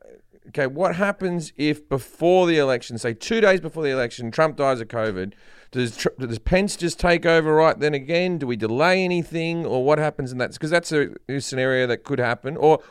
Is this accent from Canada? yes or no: no; Australia; moved away as an adult; now in United States